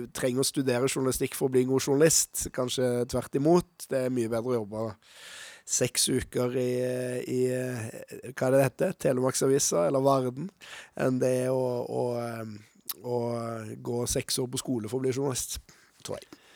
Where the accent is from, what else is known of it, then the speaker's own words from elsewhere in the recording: Stavanger, Rogaland, Norway; moved away as an adult; now in Oslo, Norway; Jeg er født i Oslo, faktisk, men vokste opp i Stavanger